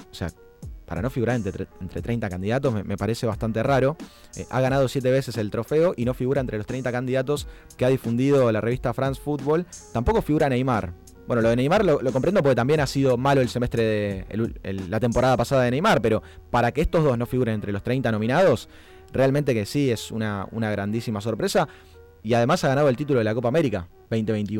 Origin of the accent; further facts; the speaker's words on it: Argentina; como argentinos